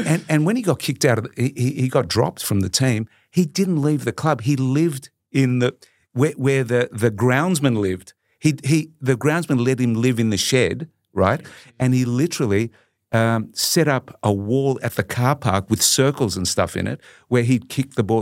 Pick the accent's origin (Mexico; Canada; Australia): Australia; Melbourne, Victoria; I grew up in a, in a sort of a, a typical Italian migrant family in, um, in Collingwood in Melbourne